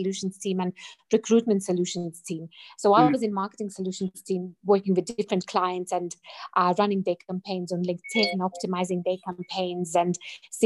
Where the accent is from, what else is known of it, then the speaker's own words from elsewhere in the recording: Latvia; moved away as an adult; now in Harare, Zimbabwe; I'm currently in Zimbabwe, but I'm originally from Latvia, Eastern Europe, like a tiny, tiny country.